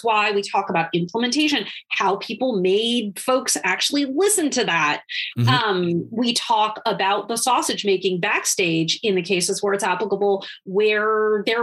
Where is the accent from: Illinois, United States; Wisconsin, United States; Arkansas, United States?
Wisconsin, United States; my home state of Wisconsin